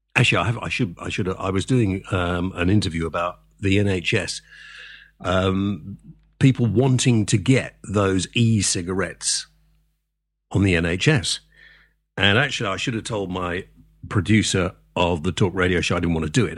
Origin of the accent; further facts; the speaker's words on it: Wales, United Kingdom; I'm Welsh, if I want to be